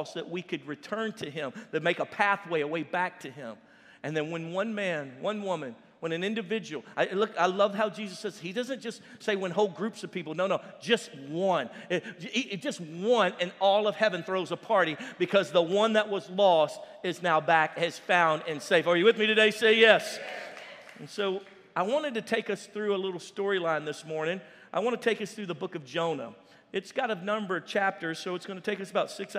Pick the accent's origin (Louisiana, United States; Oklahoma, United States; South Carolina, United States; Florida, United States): Louisiana, United States; I'm from Louisiana